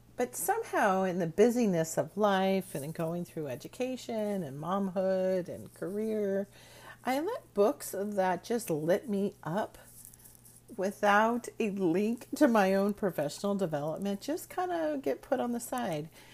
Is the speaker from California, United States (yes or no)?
yes; Bay Area, California, United States; when I was growing up in the Bay Area